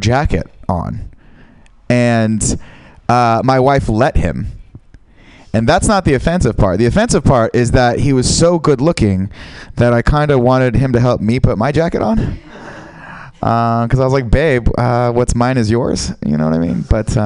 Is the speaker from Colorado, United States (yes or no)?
no; San Francisco, California, United States; I am from San Francisco